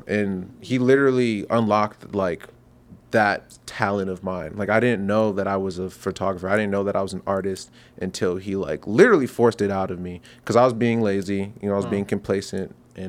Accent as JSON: {"language": "English", "town": "Owings Mills", "region": "Maryland", "country": "United States", "tie": "born or raised there", "said": "Yeah. Owings Mills, Maryland. And then okay. I moved back down to Laurel."}